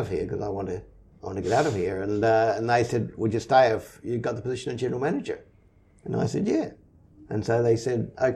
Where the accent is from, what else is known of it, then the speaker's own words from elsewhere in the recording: Auckland, New Zealand; I grew up in Auckland, in Onehunga, and I went to Onehunga High School